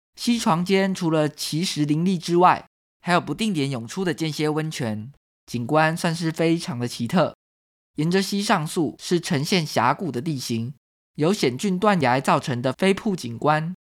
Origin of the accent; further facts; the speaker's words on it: Taiwan; 台湾是一块宝岛，同时也是我们的家乡